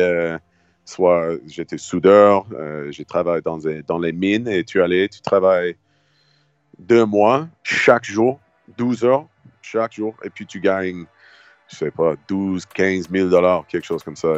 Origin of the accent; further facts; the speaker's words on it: Halifax, Nova Scotia, Canada; French is a second language; moved away as an adult; also born or lived in Montreal; j'ai déménagé à Montréal quand j'avais 18 ans. J'ai quitté Halifax.